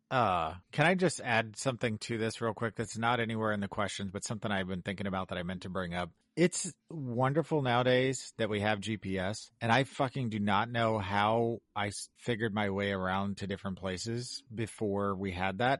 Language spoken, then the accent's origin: English; Kansas City, United States; moved away as an adult; also born or lived in Chicago / Colorado; now in Illinois, United States; I grew up in Kansas City and and I lived in the same house for all 18 years that I lived there.